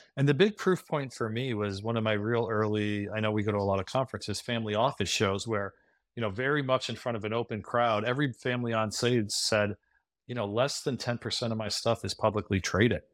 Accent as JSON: {"language": "English", "town": "Scranton", "region": "Pennsylvania", "country": "United States", "tie": "born or raised there", "moved": "yes", "said": "grew up in Scranton, P"}